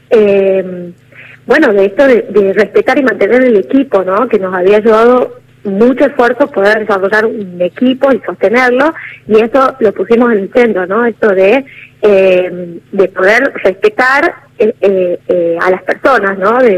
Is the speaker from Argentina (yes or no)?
yes; Tucumán, Argentina; nosotros somos de Tucumán, y pudimos desarrollar alianzas con organizaciones de Córdoba